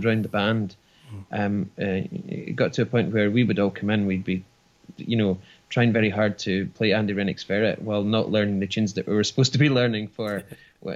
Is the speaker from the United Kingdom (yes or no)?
yes; Ballingry, Scotland, United Kingdom; I grew up in Ballingrey, just a village in Fife